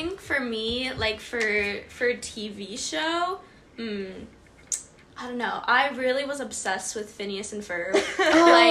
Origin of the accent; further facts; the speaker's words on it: Houston, Texas, United States; I am from Houston, Texas.